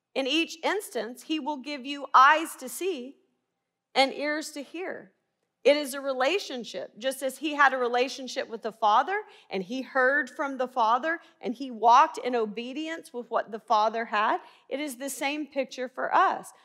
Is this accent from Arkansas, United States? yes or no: yes; Little Rock, Arkansas, United States; accent: twang; moved away as an adult; also born or lived in Baylor University, Texas; I'm originally from Little Rock. That's why you hear the twang